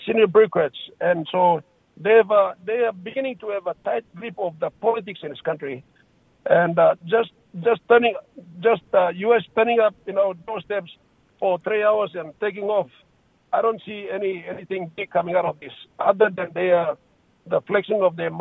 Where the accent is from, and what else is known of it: Papua New Guinea